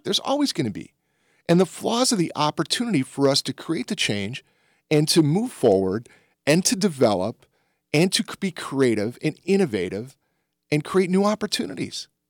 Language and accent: English; the Jim Crow South, United States; I was born in the Jim Crow South